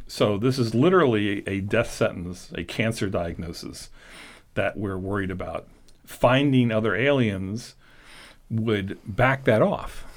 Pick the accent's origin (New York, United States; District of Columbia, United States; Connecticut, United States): District of Columbia, United States; Washington; moved away; I was born and raised in Washington D.C., so for me it was going home